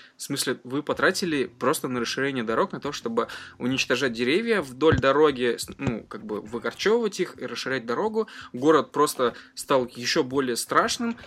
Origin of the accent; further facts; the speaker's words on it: Ufa, Bashkortostan, Russia; now in Moscow, Russia; я родом из Уфы, живу в Москве